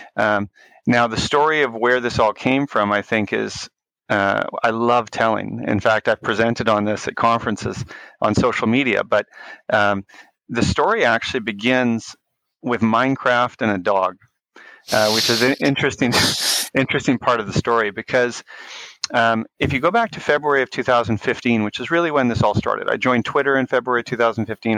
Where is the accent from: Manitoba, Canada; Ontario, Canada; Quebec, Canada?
Manitoba, Canada; Winnipeg; I grew up in Winnipeg, uh, Manitoba, in Canada